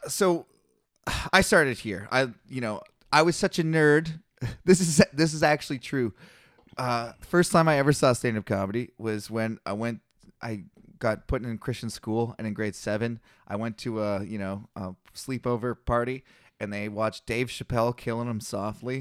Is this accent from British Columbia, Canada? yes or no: yes; Kelowna, British Columbia, Canada; I started here in Kelowna, my hometown, born and raised, local legend